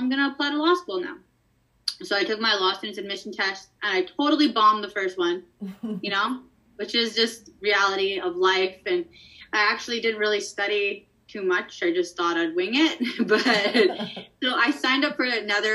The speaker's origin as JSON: {"language": "English", "area": "Whitecap Dakota First Nation", "region": "Saskatchewan", "country": "Canada", "said": "I'm from Wapahaska Oyate, which is Whitecap Dakota First Nation, which is just south of Saskatoon in Saskatchewan"}